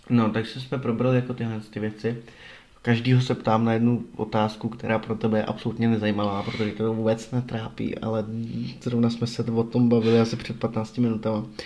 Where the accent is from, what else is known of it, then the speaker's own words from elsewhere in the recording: Brumov-Bylnice, Zlín Region, Czechia; moved away; A já jsem jako z Brumova, co? Z metropole.